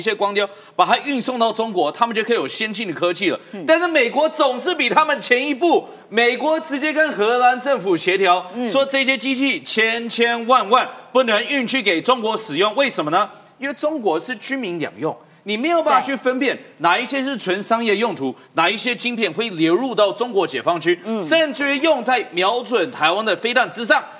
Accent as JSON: {"language": "Chinese", "country": "Taiwan", "said": "我们台湾人觉得房价超高"}